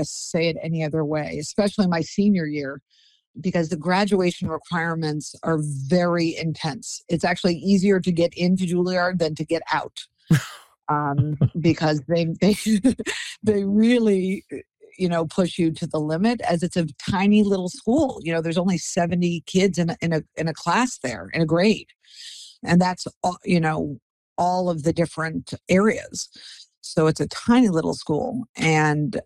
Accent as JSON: {"language": "English", "town": "Englewood", "region": "New Jersey", "country": "United States", "tie": "born or raised there", "said": "I was raised here in Englewood, New Jersey, as a family of five children"}